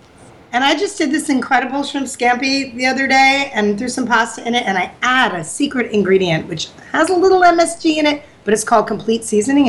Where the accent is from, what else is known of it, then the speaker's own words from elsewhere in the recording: Haworth, New Jersey, United States; moved away as an adult; also born or lived in Bari, Italy; now in Florida, United States; Oh, Jersey. I grew up in Jersey. I didn't even come down here until I was about 23.